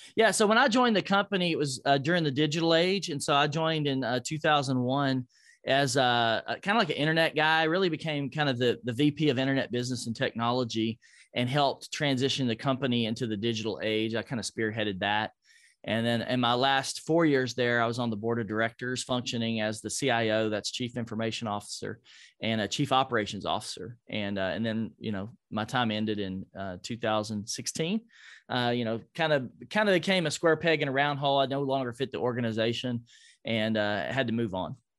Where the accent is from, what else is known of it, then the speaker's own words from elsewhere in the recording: Nashville, Tennessee, United States; Nashville, my hometown